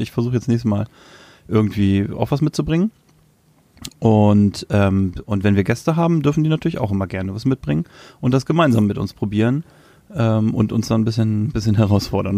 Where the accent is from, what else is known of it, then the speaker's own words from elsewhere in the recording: Lower Saxony, Germany; Ich komme aus Niedersachsen